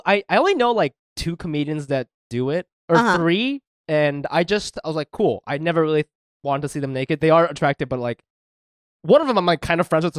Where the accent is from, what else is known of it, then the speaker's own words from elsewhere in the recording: Japan; moved away; I'm from Japan. It's a whole thing. It's different when you don't grow up here.